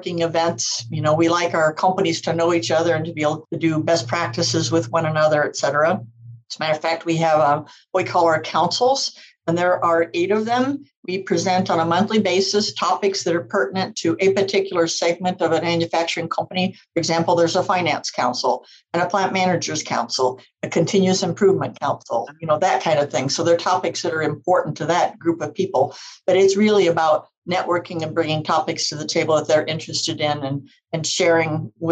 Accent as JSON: {"language": "English", "region": "Iowa", "country": "United States", "moved": "yes", "said": "I'm originally from Iowa."}